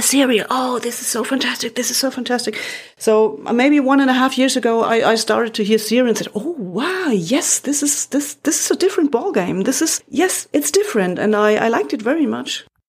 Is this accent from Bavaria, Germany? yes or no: yes; Munich, Bavaria, Germany; English is a second language; also born or lived in Frankfurt am Main, Germany / Berlin, Germany / Ottobrunn, Germany; I was born and raised in Munich